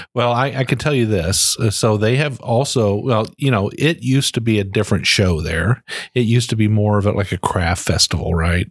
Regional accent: Ohio, United States; now in Frankfort, United States; I'm originally from Ohio

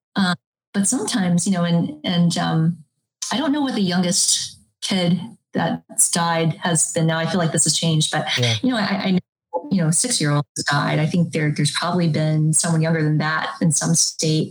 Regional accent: United States; I was born here in the United States

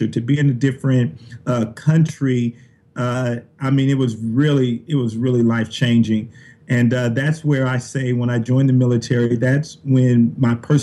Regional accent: Compton, California, United States; moved away as an adult; here I am from Compton, California. I joined the Army

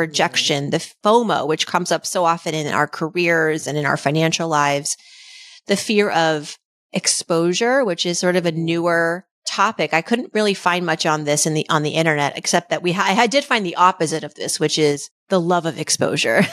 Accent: Worcester, Massachusetts, United States; growing up, the daughter of immigrants in Worcester, Massachusetts in the eighties

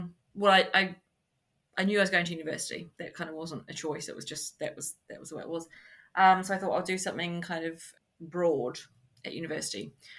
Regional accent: New Zealand; moved away as an adult; From New Zealand.

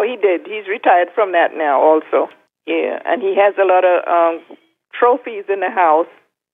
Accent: Trinidad & Tobago; moved away as an adult; we were born and raised in Trinidad. And we migrated here, you know, like 54 years ago.

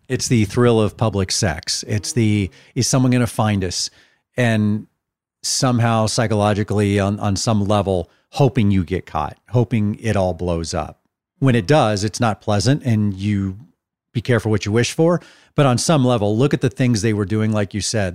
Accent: Dallas, Texas, United States; I'm actually in my hometown of Dallas, as we said off the top. I'm, I have friends that I grew up with here in Dallas 'cause I lived and grew up in the same area since I was five years old

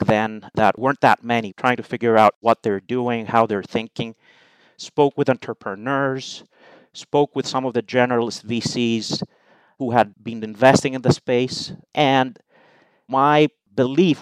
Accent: Greece; moved away as an adult; also born or lived in United Kingdom / United States; I am Greek, so I was born and raised in Greece

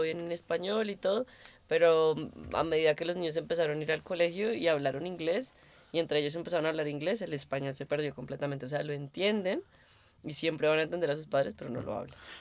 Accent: Bogotá, Colombia; now in Berlin, Germany; creciendo para mí en Colombia, en Bogotá más específicamente

